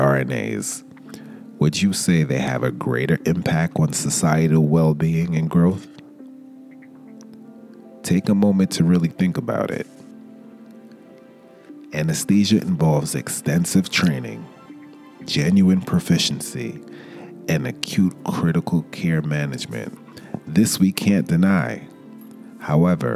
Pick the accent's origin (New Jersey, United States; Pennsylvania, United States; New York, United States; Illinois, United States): New York, United States; New York City; I grew up in the East Flatbush section of Brooklyn